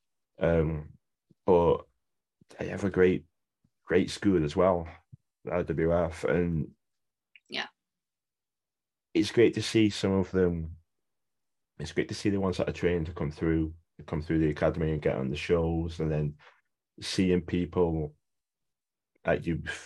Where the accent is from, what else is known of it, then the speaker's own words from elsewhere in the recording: Wigan, North West England, United Kingdom; I'm from Wigan, I'm British, like Northwest based